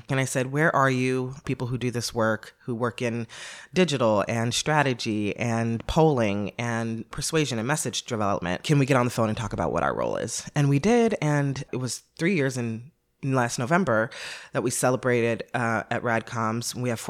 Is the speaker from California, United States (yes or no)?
yes; Los Angeles, California, United States; I come from Los Angeles, a very liberal, progressive place, to Baton Rouge, Louisiana